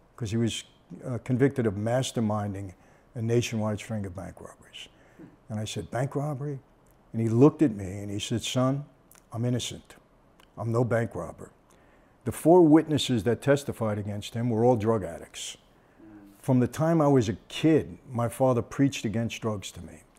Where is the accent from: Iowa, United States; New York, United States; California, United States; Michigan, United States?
New York, United States; Brooklyn; when we grew up in Brooklyn